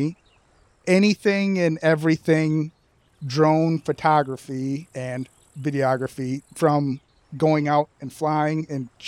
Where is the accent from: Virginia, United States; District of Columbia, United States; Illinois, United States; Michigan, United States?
Michigan, United States; Sanford; moved away as an adult; now in Battle Creek, United States; I grew up in Sanford, Michigan, on the lake